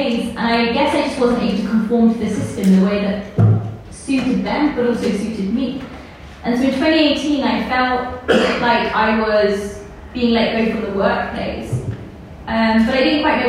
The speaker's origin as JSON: {"language": "English", "region": "London", "country": "United Kingdom", "tie": "born or raised there", "also_born_or_lived": "Pakistan", "said": "I'm born in Pakistan and I grew up in England. I'm a very proud Londoner."}